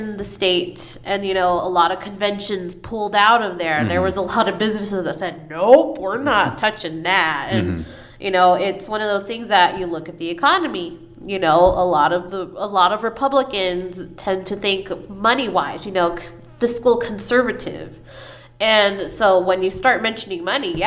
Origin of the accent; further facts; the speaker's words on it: United States; somebody born in the United States that has parents born in the United States, grandparents that were here when Texas wasn't, you know, an actual state